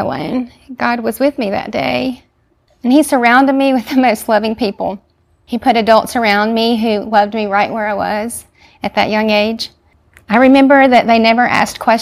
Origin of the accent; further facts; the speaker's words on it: Columbus, Mississippi, United States; also born or lived in Kenya; now in Jackson, United States; I grew up in Columbus, Mississippi